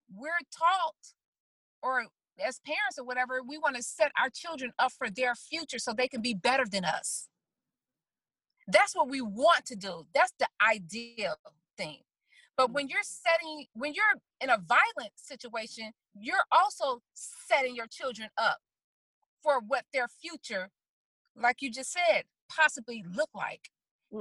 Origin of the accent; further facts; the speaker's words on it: Chicago, Illinois, United States; I'm from the South Side of Chicago